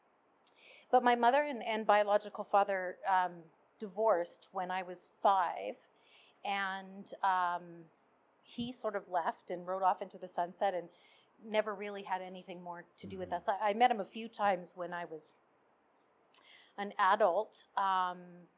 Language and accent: English; Red Deer, Alberta, Canada; I was born in Red Deer.